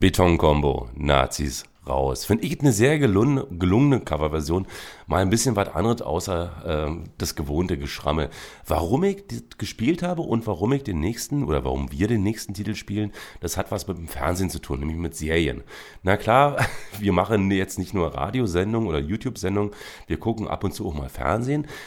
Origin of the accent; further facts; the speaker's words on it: Berlin, Germany; Zum Beispiel bin ich auch in der Charité geboren. Zur Schule bin ich aber in Köpenick gegangen.